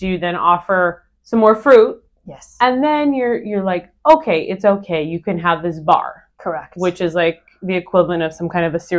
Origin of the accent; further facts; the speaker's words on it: Northern California, United States; Amy and I are both from Northern California